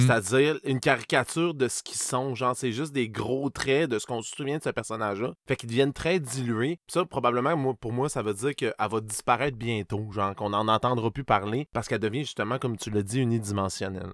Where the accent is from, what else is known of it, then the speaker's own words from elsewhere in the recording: Saguenay, Quebec, Canada; je viens du Saguenay